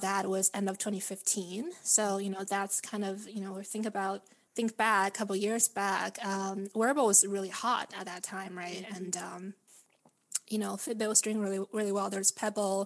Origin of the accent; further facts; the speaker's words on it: Vancouver, British Columbia, Canada; also born or lived in Beijing, China; now in San Francisco, United States; I was born and raised in Beijing and grew up in Vancouver, beautiful Vancouver, Canada, and currently living in San Francisco